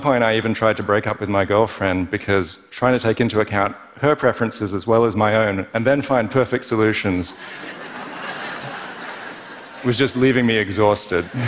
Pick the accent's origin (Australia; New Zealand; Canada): Australia; Perth, Western Australia; Growing up in Perth as an overly cerebral kid